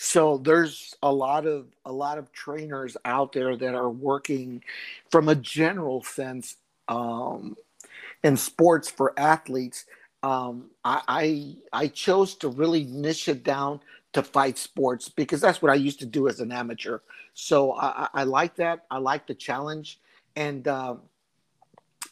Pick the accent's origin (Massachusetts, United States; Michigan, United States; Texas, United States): Texas, United States; El Paso; moved away as an adult; I'm originally from El Paso, Texas. I left at an early age to join the Marine Corps